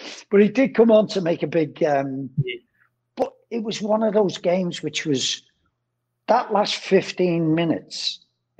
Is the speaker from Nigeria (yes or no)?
no; England, United Kingdom; as an Englishman